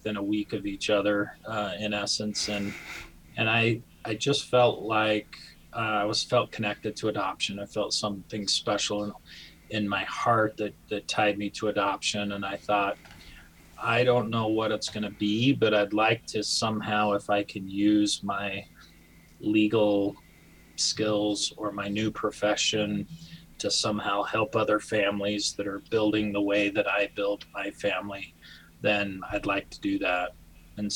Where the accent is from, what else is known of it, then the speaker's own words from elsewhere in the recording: Idaho Falls, Idaho, United States; moved away as an adult; also born or lived in Rexburg, Idaho; now in Utah, United States; I'm from Idaho Falls, Idaho. That's where I grew up